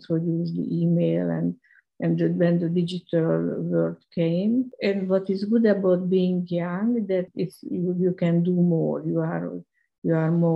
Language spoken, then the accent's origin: English; Hungary; moved away as an adult; also born or lived in London; I'm Hungarian. I was born in Hungary. I was educated at Karl Marx University